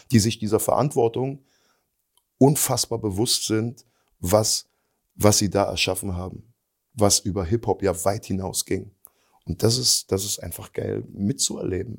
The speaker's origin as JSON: {"language": "German", "region": "eastern Germany", "country": "Germany", "said": "wir kommen zwar aus dem Osten"}